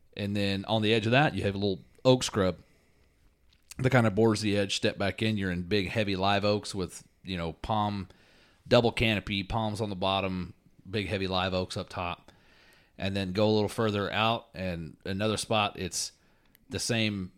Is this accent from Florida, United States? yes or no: yes; Florida, United States; I'm from Florida